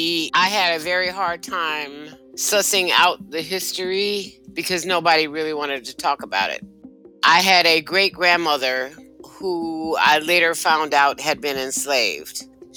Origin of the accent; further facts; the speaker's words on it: Chicago, Illinois, United States; I'm a kid growing up in Chicago, right? I didn't know where my family came from.